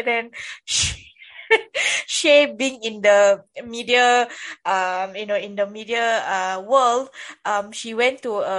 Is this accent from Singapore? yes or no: yes; Singapore; Okay, as for me, I'm a Singaporean. Sure, yes, I'm a Singaporean. I'm not a Malaysian